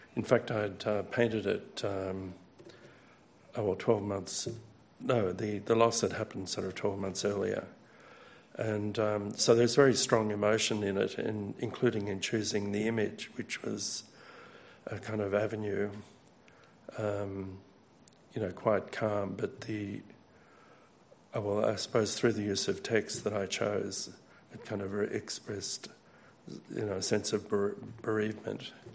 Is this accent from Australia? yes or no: yes; Australia; as an Australian, I know the significance of Gallipoli